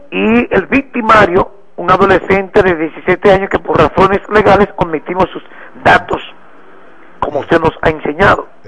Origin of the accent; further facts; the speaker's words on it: Dominican Republic; como estamos en el mes de la patria, debemos de, como buen dominicano que somos, instituir con, con altura que ondee esa bandera